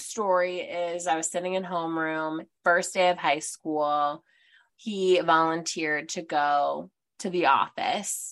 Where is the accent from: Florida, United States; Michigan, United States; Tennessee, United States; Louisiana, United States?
Michigan, United States; Detroit; moved away as an adult; also born or lived in Ohio; from the burbs, just outside of Detroit, went to Grand Valley for my undergrad, went to Bowling Green for my master's. So I moved from Michigan. We're both from Michigan.